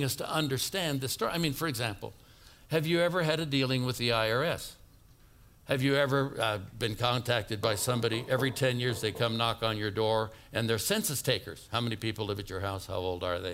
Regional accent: Oakland, California, United States; moved away; I was brought up in Oakland, California.

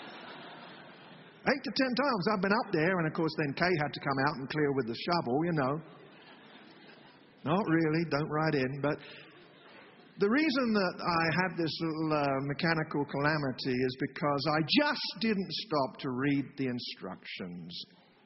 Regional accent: England, United Kingdom; moved away; I'm from England

